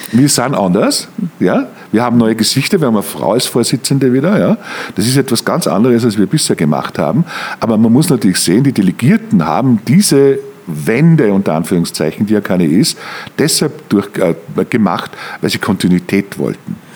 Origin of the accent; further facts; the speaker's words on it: Mürzzuschlag, Styria, Austria; moved away as an adult; now in Germany; Ich komme komm aus dem Mürztal, ich komme aus Mürzzuschlag